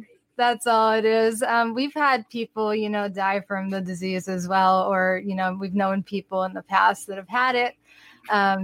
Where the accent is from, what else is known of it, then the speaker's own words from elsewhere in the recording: Manchester, New Hampshire, United States; We are from the East Coast. We are from the New England area, Manchester, New Hampshire, to be specific